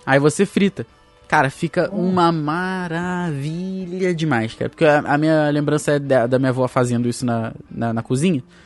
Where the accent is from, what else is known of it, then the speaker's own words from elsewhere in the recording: Guapimirim, Rio de Janeiro, Brazil; A gente morava em Guapimirim na época